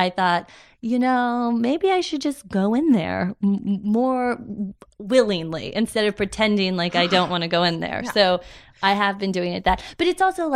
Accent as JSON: {"language": "English", "town": "Los Angeles", "region": "California", "country": "United States", "tie": "born or raised there", "also_born_or_lived": "Illinois", "said": "I grew up in L.A. I grew up in the Valley"}